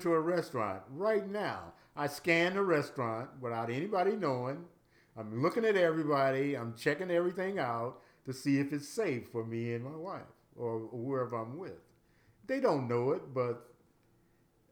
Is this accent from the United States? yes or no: yes; United States; I'm an American. I was born here